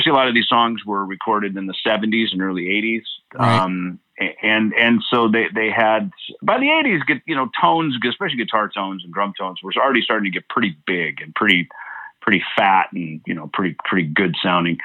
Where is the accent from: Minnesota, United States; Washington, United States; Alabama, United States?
Minnesota, United States; moved away; when we were growing up in Minnesota